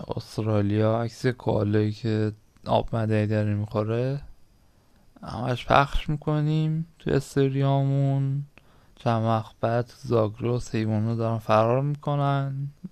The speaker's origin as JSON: {"language": "Persian", "country": "Iran", "said": "ما هممون ایرانی هستیم"}